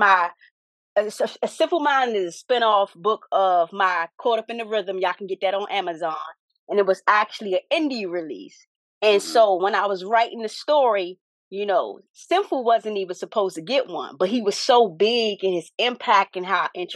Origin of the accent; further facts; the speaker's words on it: Washington, District of Columbia, United States; I'm from Washington, D.C.